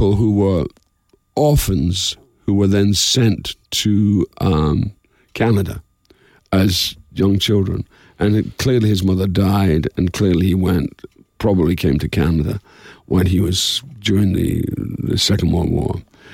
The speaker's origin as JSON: {"language": "English", "town": "Dundee", "region": "Scotland", "country": "United Kingdom", "tie": "born or raised there", "said": "somewhere called Dundee, Scotland. I said, that's my hometown."}